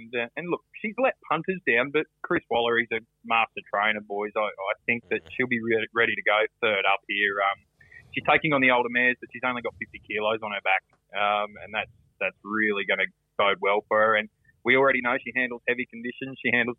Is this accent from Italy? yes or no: no; Redcliffe, Queensland, Australia; I grew up on the hill at Redcliffe.